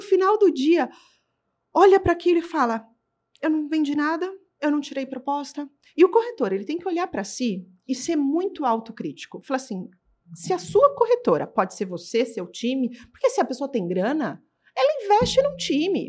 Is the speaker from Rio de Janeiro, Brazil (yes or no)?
no; São Paulo, Brazil; eu sou de São Paulo, mas eu ia pro A B C pra vender